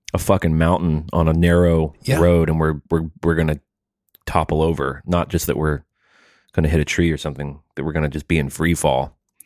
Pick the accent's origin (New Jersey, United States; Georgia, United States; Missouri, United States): New Jersey, United States; I'm from Jersey.